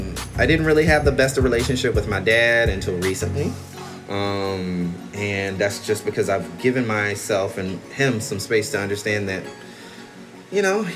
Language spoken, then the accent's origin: English; Albany, Georgia, United States; even though I'm from Albany, Georgia, where that shit is made.